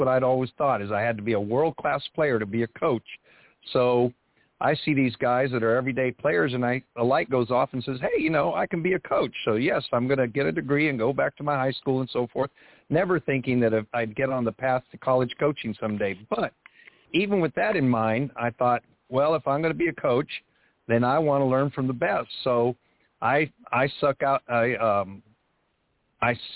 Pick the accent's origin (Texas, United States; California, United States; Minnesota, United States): Texas, United States; Laredo; moved away; also born or lived in San Antonio; I was going to go back to my hometown